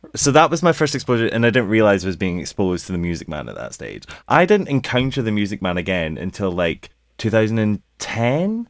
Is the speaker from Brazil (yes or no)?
no; United Kingdom; we're British